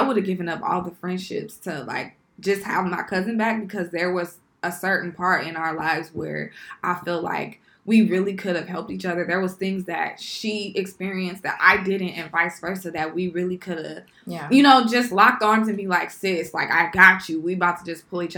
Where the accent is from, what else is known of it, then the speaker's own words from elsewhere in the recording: Carson, California, United States; also born or lived in Long Beach; grew up in Carson, and Carson at the time was an area where you had to look a certain type of way to have a certain type of friends